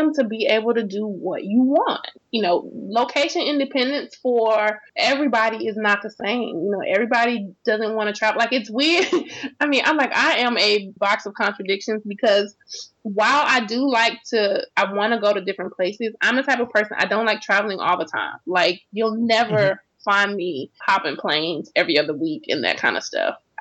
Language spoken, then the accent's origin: English; Florida, United States; moved away as an adult; also born or lived in Houston; I was born and raised in Florida